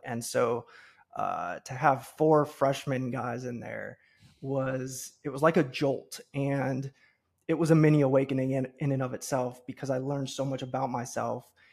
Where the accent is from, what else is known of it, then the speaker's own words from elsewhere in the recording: Cincinnati, Ohio, United States; born and raised in the Midwest, so I grew up in Cincinnati, Ohio